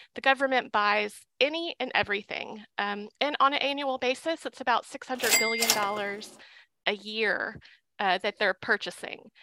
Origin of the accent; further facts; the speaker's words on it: Little Rock, Arkansas, United States; I'm from Little Rock